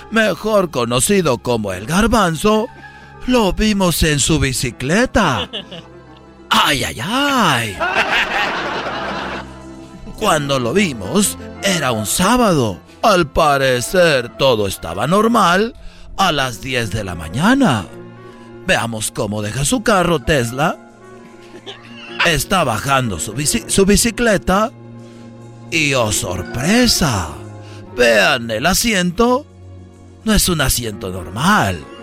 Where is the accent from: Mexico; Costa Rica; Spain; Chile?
Mexico; Monterrey, Nuevo León; A ver, Brody, eres de Michoacán, Erasno es de Michoacán, pero yo soy de Monterrey y soy tu ídolo.